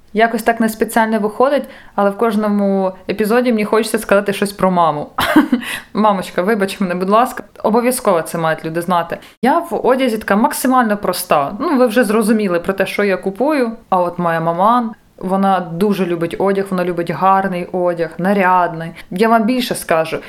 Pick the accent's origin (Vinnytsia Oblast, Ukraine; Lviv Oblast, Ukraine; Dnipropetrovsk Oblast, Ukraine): Vinnytsia Oblast, Ukraine; Vinnytsia; Я ж сама з Вінниці маю там дуже багато друзів і подруг